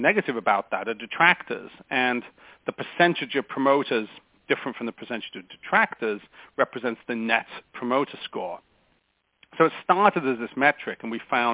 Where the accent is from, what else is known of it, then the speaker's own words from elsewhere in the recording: England, United Kingdom; moved away as an adult; also born or lived in United States; now in California, United States; So I'm an Englishman by birth and an American by naturalization.